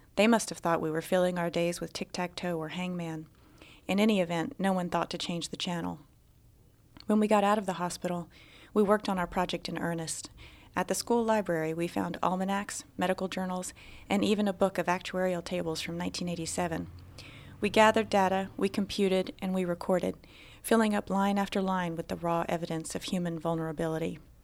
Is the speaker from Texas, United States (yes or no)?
no; Alabama, United States; moved away as an adult; I was born and raised in Alabama. In fact, I lived there until I was twenty-one